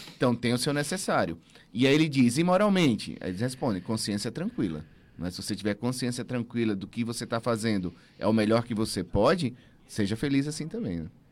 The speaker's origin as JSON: {"language": "Portuguese", "region": "Northeast Region", "country": "Brazil", "tie": "born or raised there", "moved": "yes", "lives_now": "South Brazil", "said": "Eu sou nordestino."}